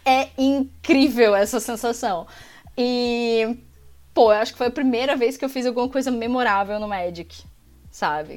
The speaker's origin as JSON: {"language": "Portuguese", "town": "Brasília", "region": "Federal District", "country": "Brazil", "tie": "born or raised there", "moved": "yes", "lives_now": "Florianópolis, Brazil", "said": "apesar de ser natural de Brasília, eu vivo em Florianópolis há uma parte da minha vida"}